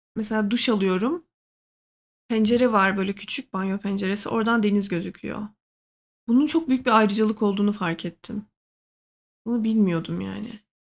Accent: Trabzon, Turkey; now in Ankara, Turkey

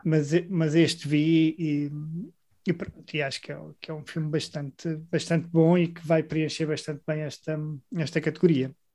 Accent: Grândola, Alentejo, Portugal; moved away as an adult; also born or lived in Coimbra; sou de Grândola, de uma terra pequena

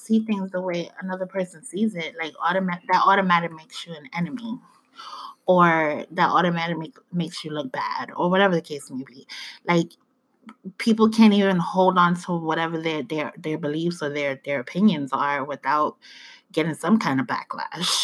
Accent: New York City, New York, United States; now in Georgia, United States; I may have African roots and African descent, but I was born in the Bronx.

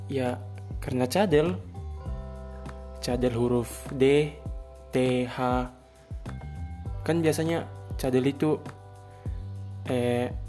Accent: West Papua, Indonesia; born there; Bisa dibilang Saya campuran gado-gado Karena orang tua saya asli Bugis semua Namun Saya lahir di Papua Barat, Sorong Selatan

